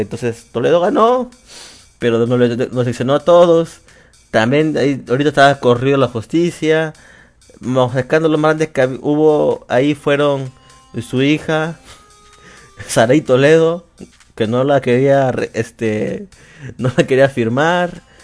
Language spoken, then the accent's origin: Spanish; Lima, Peru; soy de Perú. De, bueno, Lima, Perú se podría decir, sí. De Lima, Perú